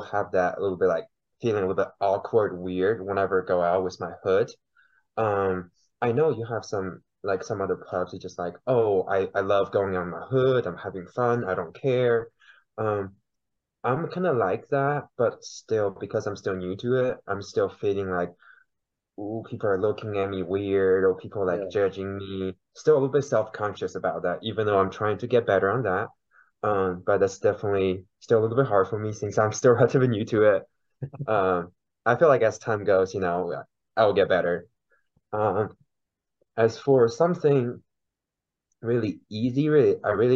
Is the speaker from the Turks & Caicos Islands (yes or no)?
no; China; first language Mandarin; English is a second language; now in Oklahoma City, United States; so I was born and raised in China originally. I came to the United States about 10 years ago